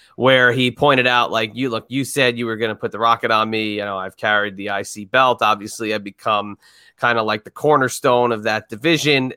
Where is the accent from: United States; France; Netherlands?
United States; we grew up in New York, New Jersey area.